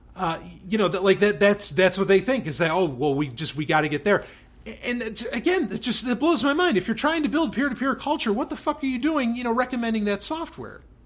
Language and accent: English; New York City, New York, United States; also born or lived in Florida; now in New Hampshire, United States; I grew up in New York City. I spent a lot of time in upstate New York as well. Grew up a good chunk in upstate